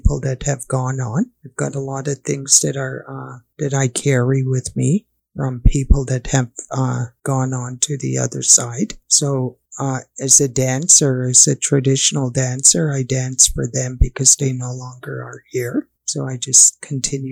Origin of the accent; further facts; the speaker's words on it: Piikani Nation, Alberta, Canada; our Piikni Nation too, and Siksika Nation